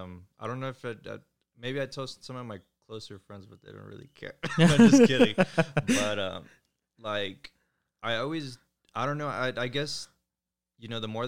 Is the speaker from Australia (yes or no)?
no; Florida, United States; I'm from Florida.